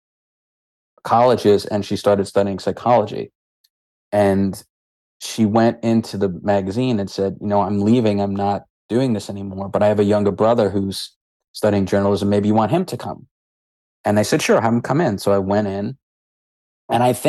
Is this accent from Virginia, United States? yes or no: no; New York, United States; being the New Yorker I was